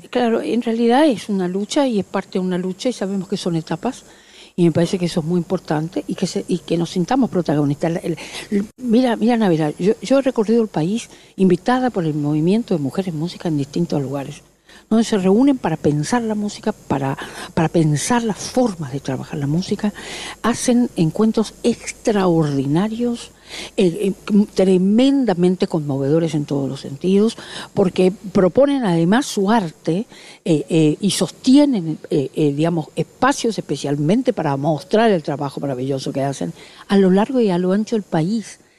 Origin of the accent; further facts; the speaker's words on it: Corrientes, Argentina; moved away as an adult; esta es mi ciudad natal. Nací aquí y viví toda mi, mi infancia, mi adolescencia